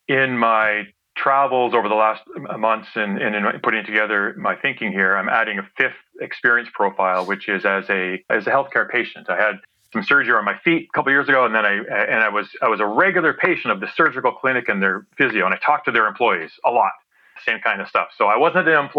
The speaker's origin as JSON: {"language": "English", "region": "Ontario", "country": "Canada", "tie": "born or raised there", "said": "I grew up in Ontario"}